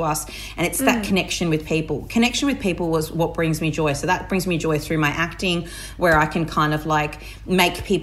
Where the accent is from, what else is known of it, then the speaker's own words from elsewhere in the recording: Barmera, South Australia, Australia; I was brought up on the Murray River in the Riverland. So I was born in Barrie in South Australia, in a very regional area.